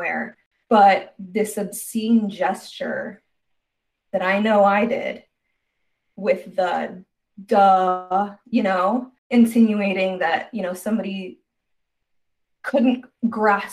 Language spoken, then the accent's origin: English; Arizona, United States; I was raised in Arizona